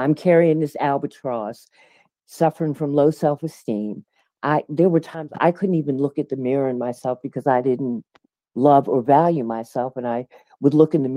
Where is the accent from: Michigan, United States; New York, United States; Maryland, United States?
Maryland, United States; Baltimore; moved away; also born or lived in Washington, D.C.; I was born in Washington, D.C., but by the age of five, due to my mom's promotion, we moved to Baltimore, Maryland. So generally, when folks ask me where I'm from, I always say Baltimore